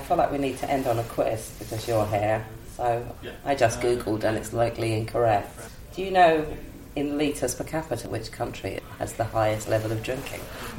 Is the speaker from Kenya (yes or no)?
no; Newport Pagnell, South East England, United Kingdom; now in Cambridge, United Kingdom; I'm originally from Newport Pagnell, which you probably will know is the first motor service station built in the country.